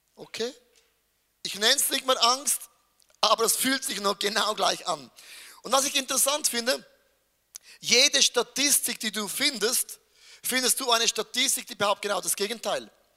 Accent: Switzerland; ich bin als ein Schweizer

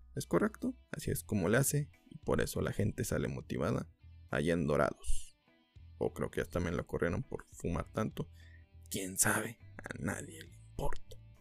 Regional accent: Mexico; como mexicanos

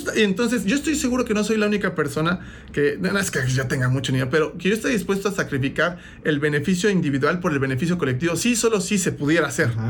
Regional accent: Mexico; yo crecí nací en un contexto eh, pues estamos hablando promedio en México

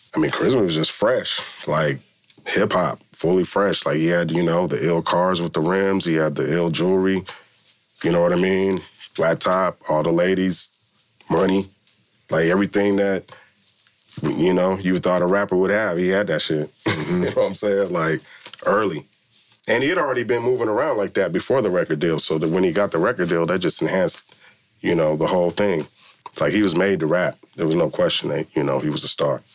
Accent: Milpitas, California, United States; I grew up in Milpitas, you know what I'm saying, and uh, small town

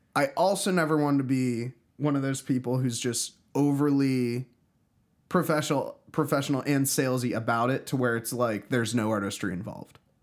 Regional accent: Pittsburgh, Pennsylvania, United States; moved away; also born or lived in Philadelphia; I grew up in Pittsburgh

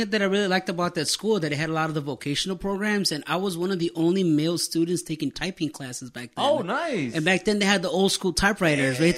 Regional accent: Chicago, Illinois, United States; I was born and raised in Chicago, oh, en la uh, yes. Northwest Side.

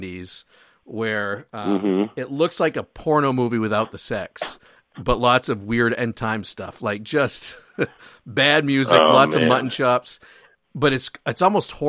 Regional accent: Maine, United States; I'm from Maine

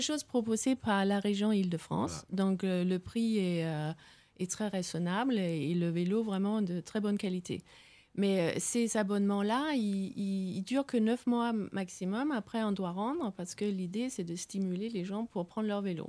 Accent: west coast on the North Sea, West Jutland, Denmark; là d'où je viens, c'est vraiment c'est la côte ouest balayée par les vents de la mer du Nord

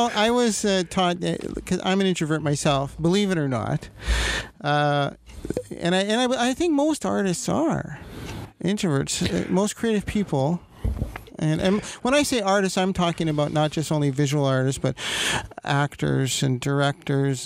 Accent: Toronto, Ontario, Canada; moved away; We're both Toronto boys

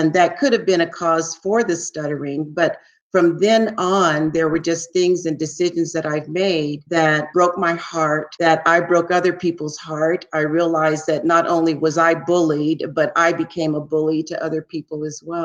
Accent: San Francisco, California, United States; I grew up in San Francisco, the Haight-Ashbury district

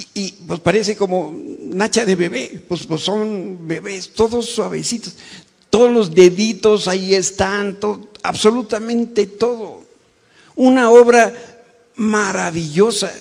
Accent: Mexico; como mexicanos

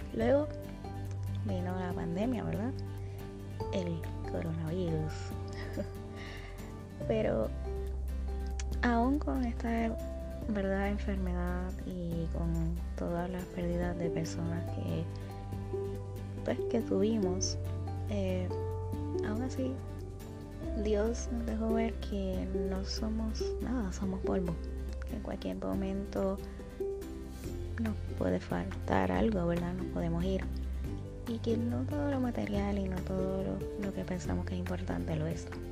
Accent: Puerto Rico; en mi país, Puerto Rico

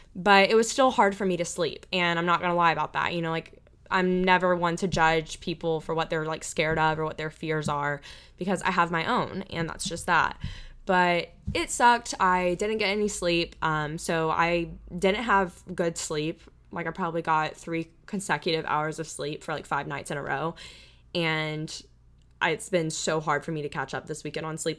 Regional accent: Panama City, Florida, United States; my hometown of Panama City, Florida, Panama City Beach, Florida

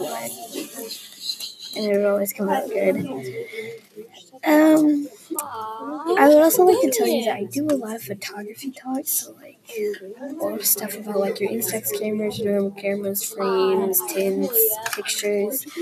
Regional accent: West Coast, United States; now in Texas, United States; I live in the state of Texas, and I was born on the West Coast.

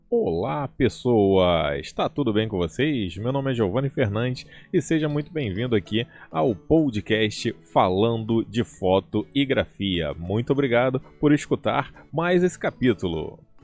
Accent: Rio de Janeiro, Brazil; eu sou do Rio de Janeiro

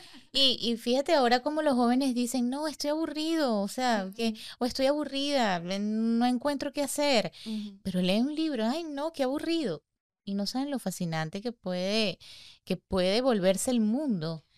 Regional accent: Venezuela; somos dos venezolanas

